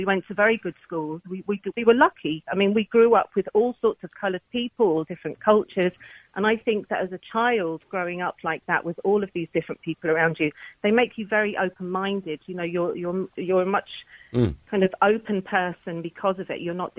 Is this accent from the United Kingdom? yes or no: yes; London, United Kingdom; accent: London; moved away as an adult; now in Ireland; my accent is from London. Now, my parents are Irish. My blood is pure Irish.